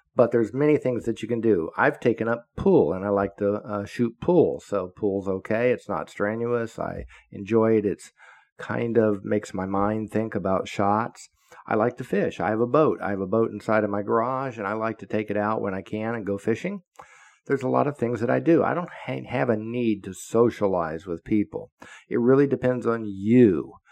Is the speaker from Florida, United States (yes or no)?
yes; Florida, United States; I grew up in Florida, so I am a Floridian. I've lived here all my life, except when I was in the military and a Fed.